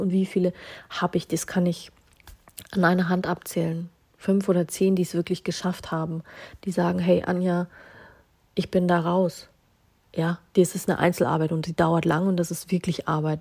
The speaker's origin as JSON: {"language": "German", "region": "Bavaria", "country": "Germany", "said": "Wir haben in Bayern das Sprichwort"}